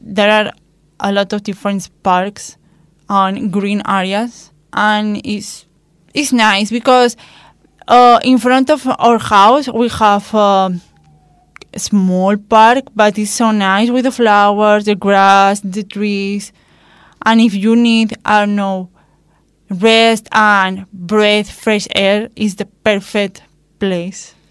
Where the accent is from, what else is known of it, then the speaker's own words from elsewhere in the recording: Palma, Balearic Islands, Spain; English is a second language; moved away as an adult; also born or lived in Madrid / Nerja; I grew up in Palma